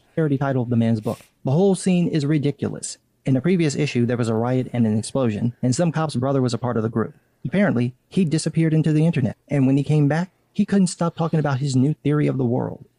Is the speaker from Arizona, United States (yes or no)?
no; Chicago, Illinois, United States; I'm from Chicago.